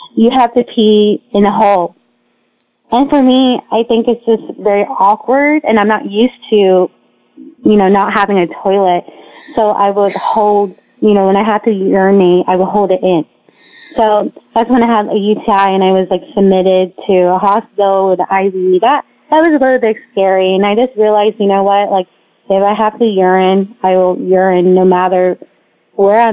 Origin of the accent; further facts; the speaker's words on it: United States; I'm actually an American